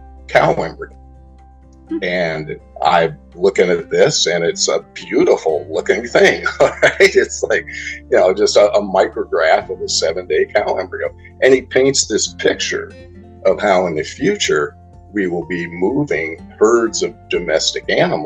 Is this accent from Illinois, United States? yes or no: no; Newport Beach, California, United States; also born or lived in Arizona; I grew up in Southern California and in Newport Beach, great place to grow up